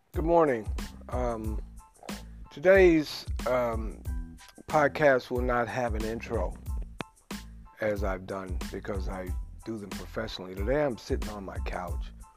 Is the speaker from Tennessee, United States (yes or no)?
yes; Memphis, Tennessee, United States; I come from Memphis, Tennessee, where it's a very large Moorish population